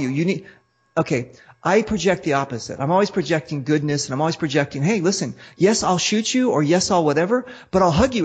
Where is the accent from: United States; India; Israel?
United States; I'm American